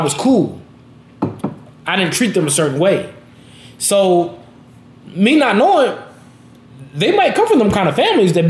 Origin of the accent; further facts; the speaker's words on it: West Coast, United States; I'm from the West Coast